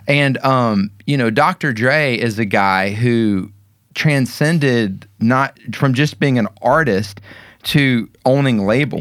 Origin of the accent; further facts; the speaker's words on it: Kennesaw, Georgia, United States; also born or lived in Fitzgerald, Georgia; My hometown, I consider Kennesaw